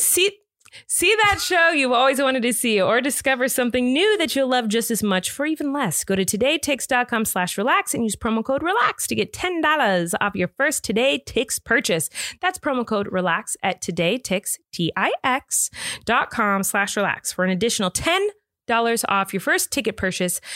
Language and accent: English; California, United States; I'm from California